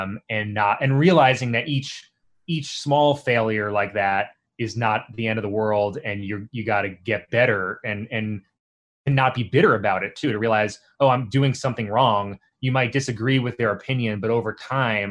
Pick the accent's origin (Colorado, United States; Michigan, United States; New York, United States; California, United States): New York, United States; New York City; I'm from Staten Island.